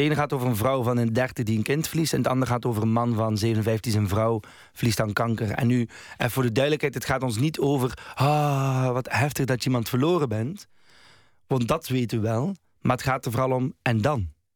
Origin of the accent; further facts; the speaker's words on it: Roeselare, Flanders, Belgium; moved away; also born or lived in Den Bosch; ik ben geboren in Roeselare. Maar eigenlijk ben ik opgegroeid vijf jaar een beetje overal in Vlaanderen. Omdat mijn ouders heel veel nog moesten verhuizen. Want eigenlijk waren ze zo net afgestudeerde eh, arme mensen. En plotseling kreeg mijn vader een job in Roeselare. En dan besloten ze daar te blijven. En dan ben ik daar opgegroeid